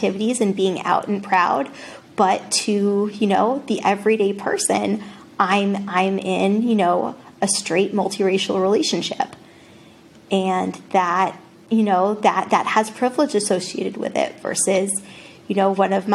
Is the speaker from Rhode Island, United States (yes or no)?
yes; Rhode Island, United States; now in West Newton, United States; I grew up in Rhode Island.